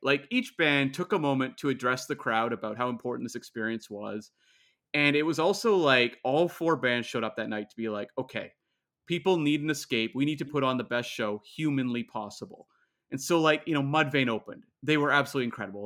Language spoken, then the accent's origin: English; Canada; I'm Canadian